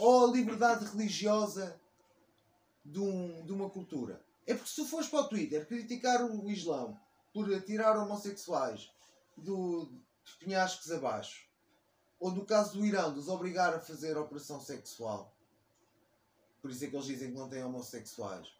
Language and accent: Portuguese; Portugal; eu cresci em Portugal e adoro em Portugal